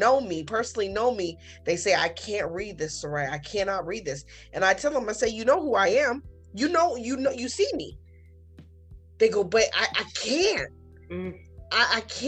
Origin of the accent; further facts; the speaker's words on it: United States; I am a born citizen of United States.